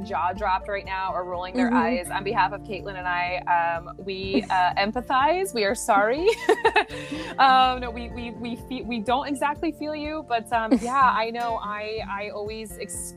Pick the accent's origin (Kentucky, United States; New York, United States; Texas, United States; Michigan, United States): New York, United States; Syracuse; moved away as an adult; now in Belgium; I grew up in Syracuse, New York.